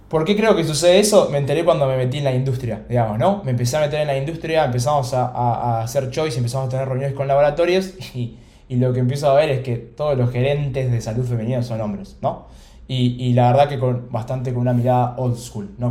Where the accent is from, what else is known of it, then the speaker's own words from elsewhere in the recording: Buenos Aires, Argentina; nací acá en Buenos Aires, en Capital